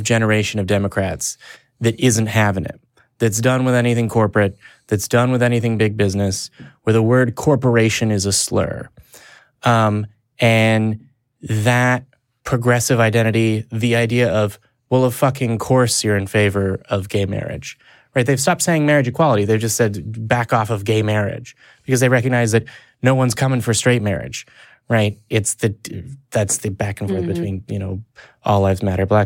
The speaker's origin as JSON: {"language": "English", "country": "United States", "said": "as an American people"}